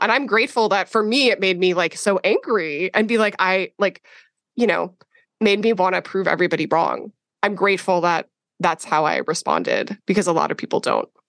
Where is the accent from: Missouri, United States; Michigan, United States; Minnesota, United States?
Minnesota, United States; I grew up in Minnesota